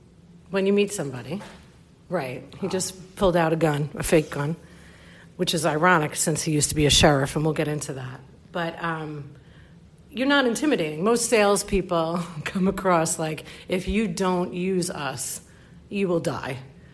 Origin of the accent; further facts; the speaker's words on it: New York, United States; He is a small town boy, and I'm just a New Yorker, you know, and we can still get along.